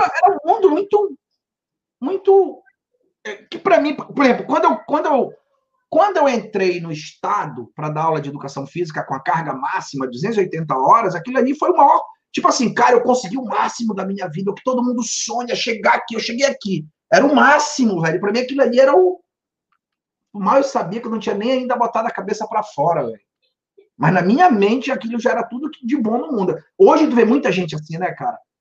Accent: Pará, Brazil; also born or lived in Santarém, Pará / Belém, Pará; now in Miami, United States; Eu sou natural do Pará, do interior de uma cidade chamada Santarém, e com sete anos eu fui morar numa ilha.

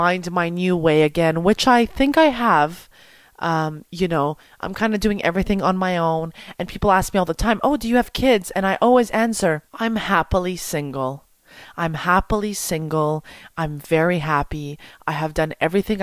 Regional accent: Montreal, Quebec, Canada; I want to go back to Montreal and work in my city.

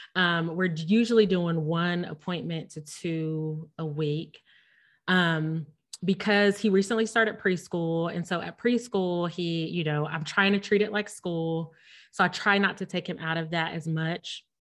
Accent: Ohio, United States; moved away as an adult; now in Missouri, United States; we lived in Ohio, which we're both from Ohio. We both have family, friends, like our, we just talked about me going to Ohio State, like our roots are in Ohio

